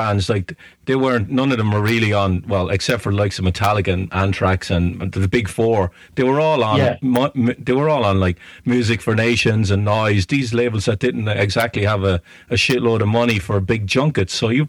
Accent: Ireland; moved away as an adult; I'm Irish.

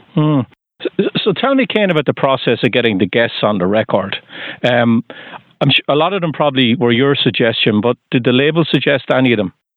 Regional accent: Waterford, Munster, Ireland; now in Sudbury, United States; I'm from Waterford in Southern Ireland

